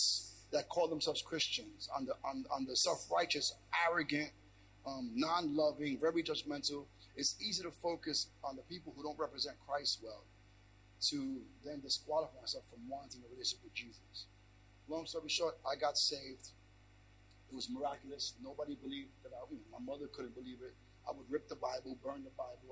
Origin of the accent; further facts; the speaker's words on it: New York City, New York, United States; I'm born in New York, Brooklyn, New York